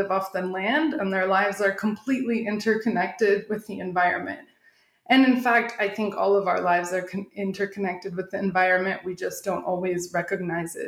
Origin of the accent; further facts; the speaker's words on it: Arizona, United States; moved away as an adult; also born or lived in Southern California / Thailand / Korea; now in Mexico City, Mexico; I grew up in Arizona, and I spent my university and grad school years in Southern California.